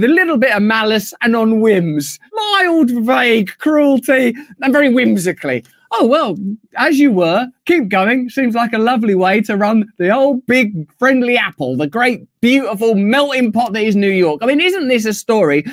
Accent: England, United Kingdom; as an Englishman

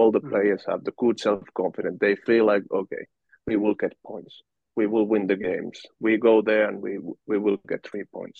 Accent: Valkeakoski, Pirkanmaa, Finland; born or raised there; English is a second language

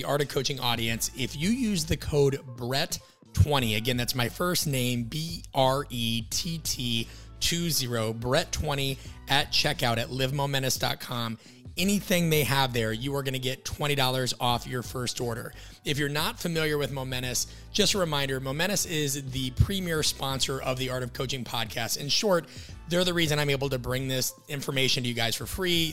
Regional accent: Midwest, United States; I'm from the Midwest. So there's a running joke that we kind of grew up on steak and milk

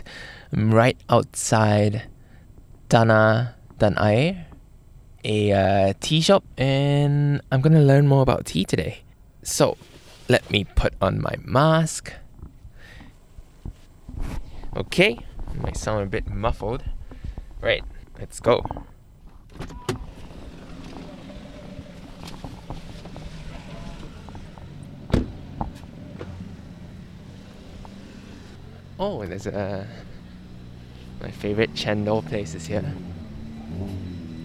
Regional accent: Malaysia; my home country of Malaysia

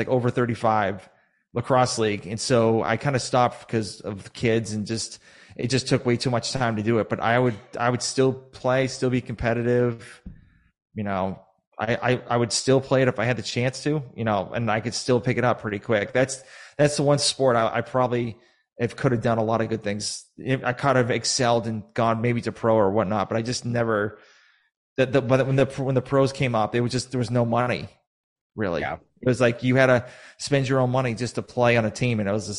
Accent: Sharon, Massachusetts, United States; So I was originally from Massachusetts. I used to live in this very small town. Now it's actually pretty big now, called Sharon, Massachusetts.

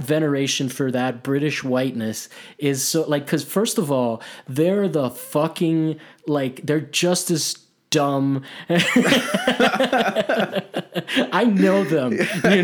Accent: Italy; now in United States; I grew up in Italy. I that's where I learned how to play soccer. I'm Hispanic

